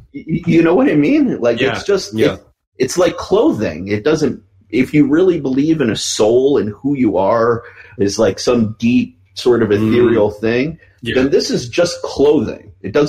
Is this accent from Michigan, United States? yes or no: yes; Detroit, Michigan, United States; also born or lived in Canada; I'm Middle Eastern, but I grew up in America and in Detroit